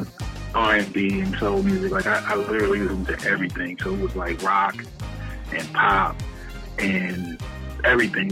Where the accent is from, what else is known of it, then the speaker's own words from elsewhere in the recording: Texas, United States; also born or lived in New Jersey; now in Georgia, United States; I was actually born in New Jersey. I grew up in Texas, and later on found myself, moving to Georgia to actually further my musical journey.